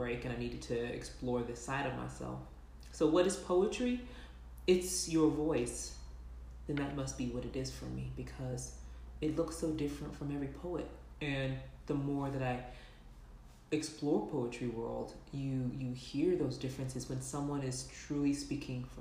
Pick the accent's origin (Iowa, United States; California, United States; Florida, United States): California, United States; moved away as an adult; also born or lived in Texas; now in Salt Lake City, United States; We're in Utah. I'm from California.